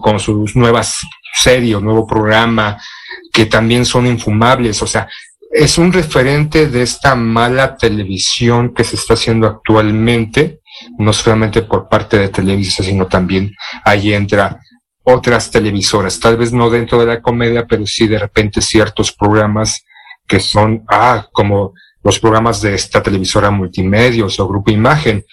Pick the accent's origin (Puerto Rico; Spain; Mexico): Mexico; siendo mexicano, de lo que se hace aquí en México